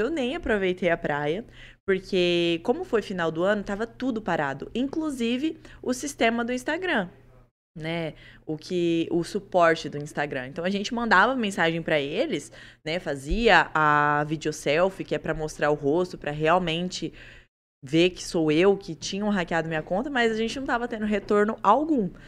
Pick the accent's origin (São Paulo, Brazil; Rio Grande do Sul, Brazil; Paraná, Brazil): Paraná, Brazil; Colorado; Eu realmente sou de Colorado. Eu nasci lá e comecei por lá.